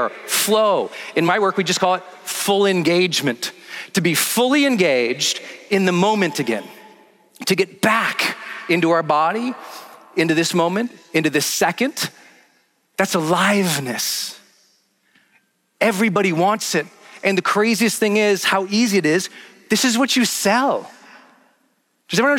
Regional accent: Montana, United States; I'm from Montana, from like a small mining town

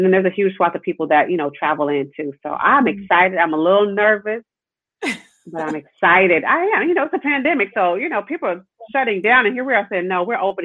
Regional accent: Tulsa, Oklahoma, United States; moved away as an adult; also born or lived in Lincoln University; now in Washington, D.C., United States; I grew up in Oklahoma, proud of growing up in Tulsa.

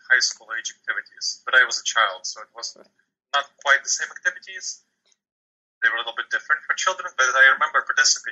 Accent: New York City, New York, United States; also born or lived in Chisinau, Moldova; I grew up in New York City

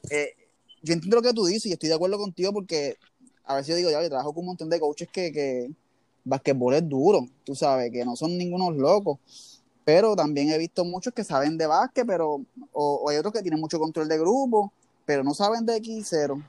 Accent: Levittown, Puerto Rico; yo soy de Levitown.

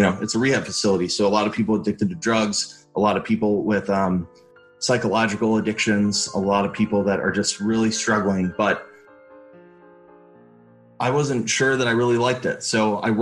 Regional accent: Chicago, Illinois, United States; moved away as an adult; growing up in Chicago, it's very diverse

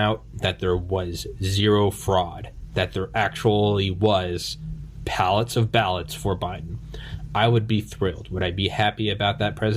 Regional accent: New England, United States; I'm from New England

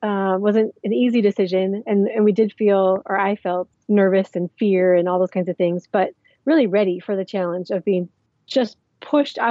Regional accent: Minnesota, United States; moved away as an adult; also born or lived in Somaliland; now in Djibouti; I'm originally from Minnesota

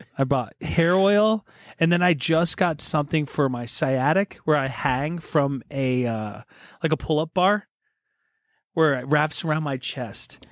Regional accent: Poconos, Pennsylvania, United States; I was born in the Poconos

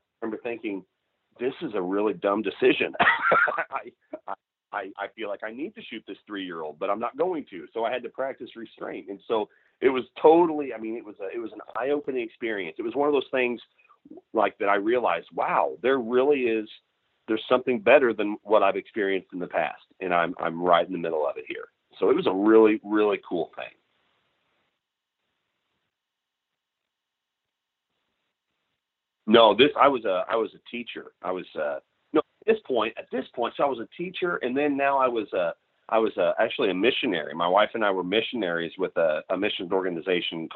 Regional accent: Southwest Missouri, United States; I grew up in Southwest Missouri

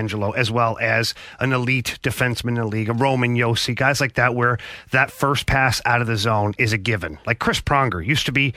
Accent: Canada; now in United States; I'm a Canadian

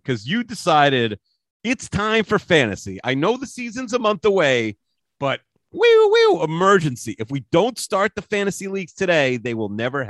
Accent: New York City, New York, United States; moved away; I'm a New Yorker through and through.

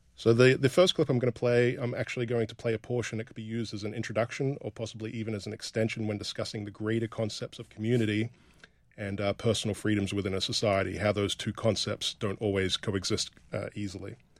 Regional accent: rural northern Australia, Australia; growing up in rural northern Australia

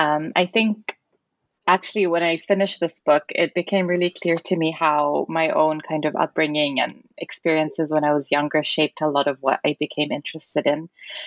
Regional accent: Zambia; because I remember growing up in Zambia, Nasser was also quite a prominent figure

